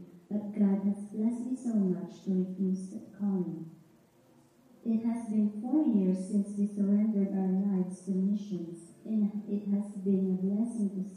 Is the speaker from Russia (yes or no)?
no; Philippines; I was born and raised in the Philippines